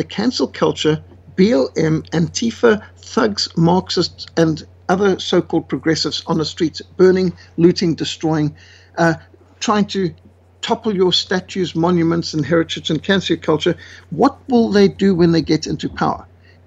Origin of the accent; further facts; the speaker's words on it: Zimbabwe; moved away; I was brought up in Rhodesia